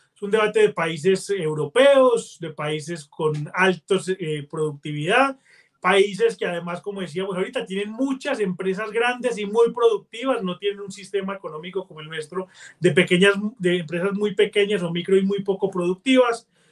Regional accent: Colombia; los colombianos vemos el mundo

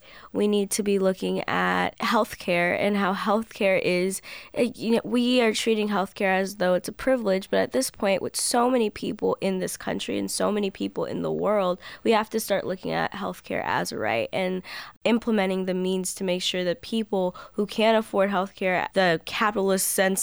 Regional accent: California, United States; moved away as an adult; now in Massachusetts, United States; I'm from California.

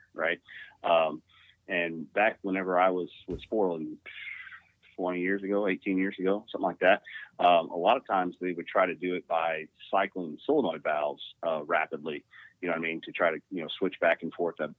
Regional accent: Washington, Missouri, United States; I grew up in Washington, Missouri. So it's just a little outside of St. Louis, Missouri

